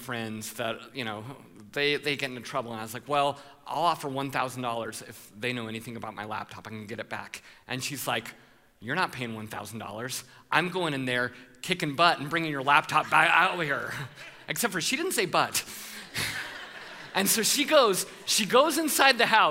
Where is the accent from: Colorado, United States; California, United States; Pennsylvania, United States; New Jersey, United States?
Colorado, United States; I'm from Colorado